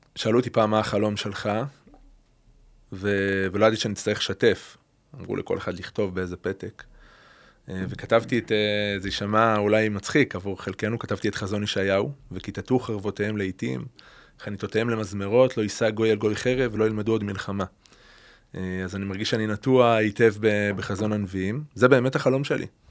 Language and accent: Hebrew; Beersheba, Southern District, Israel; now in Adi Negev, Israel; ילדות באר שבעית, משפחה מזרחית, מסורתית, ליכודית